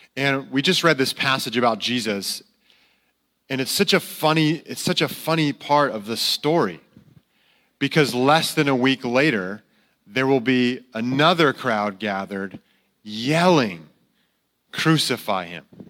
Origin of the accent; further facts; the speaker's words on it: Connecticut, United States; moved away; I grew up in Connecticut